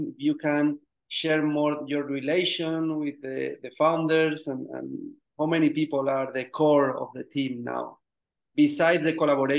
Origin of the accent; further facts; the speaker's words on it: Spain; moved away as an adult; now in Vancouver, Canada; I'm originally from Spain, but living here in Canada three years ago.